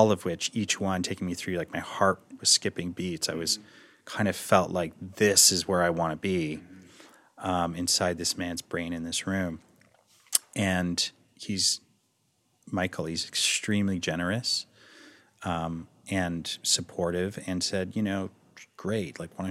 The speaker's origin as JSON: {"language": "English", "town": "Toronto", "region": "Ontario", "country": "Canada", "said": "I'm from Toronto, can I work here?"}